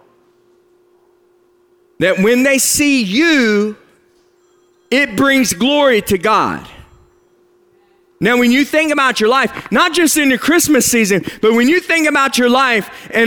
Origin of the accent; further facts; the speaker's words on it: West Virginia, United States; I'm a hillbilly from West Virginia